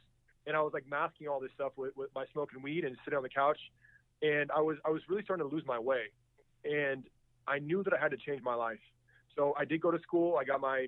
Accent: United States; when I was growing up in the States

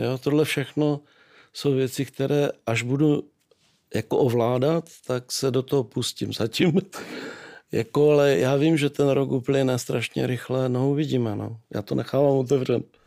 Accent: Nový Jičín, Moravian-Silesian Region, Czechia; also born or lived in Rožnov pod Radhoštěm; narodil jsem se v Novém Číně

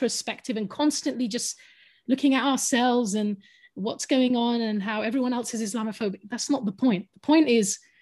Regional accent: London, United Kingdom; first language English; I'm a Londoner, and I was born in London and brought up in London.

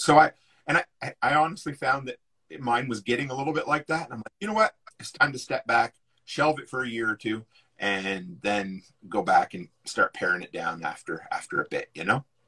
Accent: East Coast, United States; I grew up on the East Coast

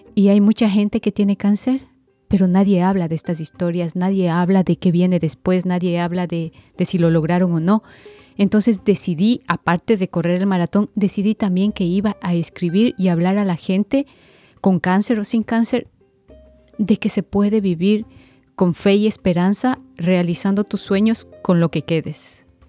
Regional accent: Quito, Pichincha, Ecuador; vengo desde Quito, Ecuador.

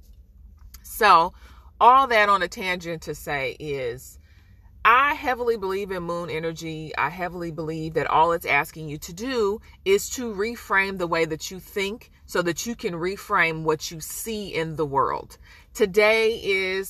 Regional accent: Oakland, California, United States; I'm from Oakland

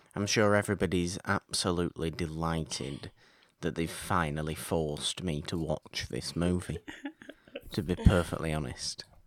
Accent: United Kingdom; I'm British

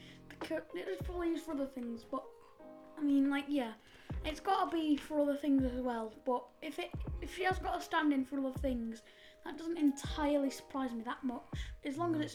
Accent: United Kingdom; we're British.

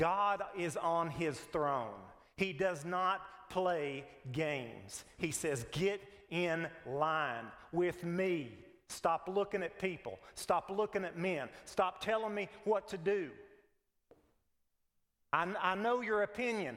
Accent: United States; We're Americans. We're just as American as any liberal.

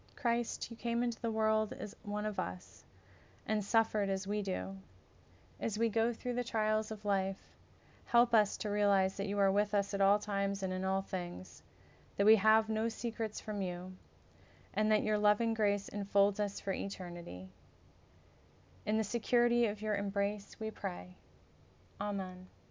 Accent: United States

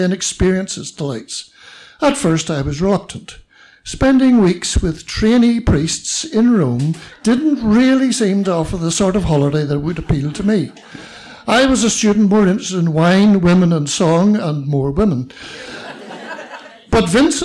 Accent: Belfast, Northern Ireland, United Kingdom; I was born in Belfast and raised as a Roman Catholic

